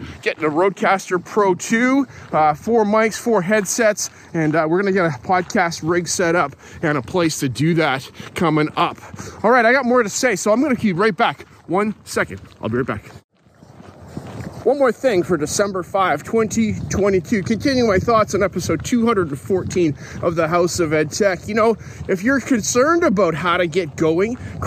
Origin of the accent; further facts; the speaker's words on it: Calgary, Alberta, Canada; now in Lower Mainland, Canada; where I grew up in Calgary